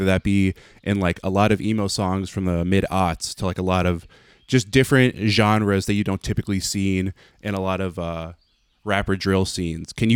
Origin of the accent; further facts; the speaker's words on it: Connecticut, United States; also born or lived in Fairfield County; I'm from Connecticut myself